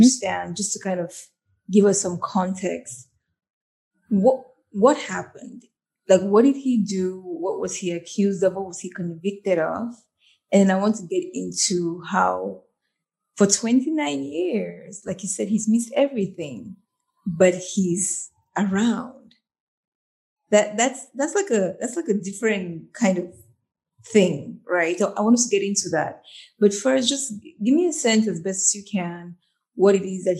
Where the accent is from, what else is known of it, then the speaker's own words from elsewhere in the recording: Cameroon; moved away as an adult; also born or lived in United States; now in Singapore; I was born and raised in Cameroon, so that will always be home